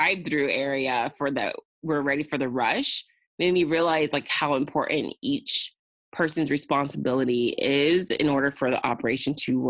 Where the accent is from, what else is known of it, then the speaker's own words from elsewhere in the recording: Riverside, California, United States; it allowed me to come back to Riverside of my hometown and live comfortably at my parents' house